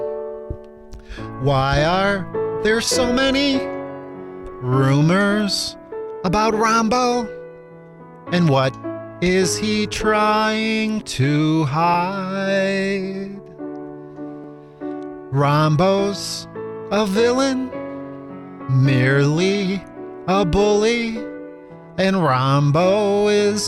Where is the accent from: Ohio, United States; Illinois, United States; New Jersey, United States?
Illinois, United States; Chicago; I'm from the South Side of Chicago.